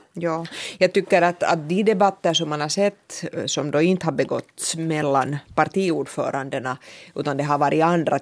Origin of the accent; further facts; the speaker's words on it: Finland; vi finlandssvenskar